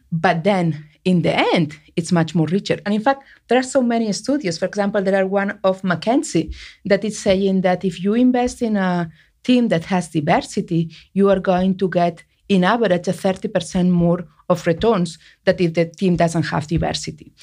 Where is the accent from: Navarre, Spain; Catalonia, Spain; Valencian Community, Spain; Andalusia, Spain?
Catalonia, Spain; Barcelona; English is a second language; moved away as an adult; now in United States; I was born and raised in Barcelona